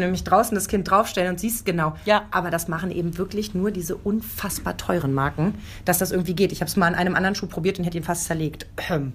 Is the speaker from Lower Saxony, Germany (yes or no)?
yes; Lower Saxony, Germany; accent: Hochdeutsch; komme aus Niedersachsen. Ich bin mit Hochdeutsch